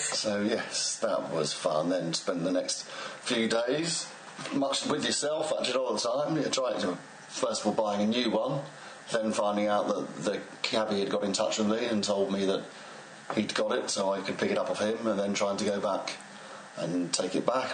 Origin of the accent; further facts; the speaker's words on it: England, United Kingdom; accent: received pronunciation; I rap in uh, received pronunciation English